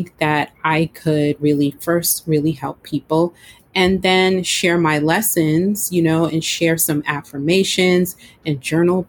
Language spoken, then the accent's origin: English; New York, United States; also born or lived in Florida; My home state is New York